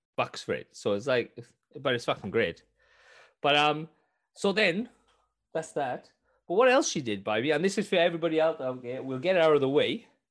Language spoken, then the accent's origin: English; Wales, United Kingdom; I'm Welsh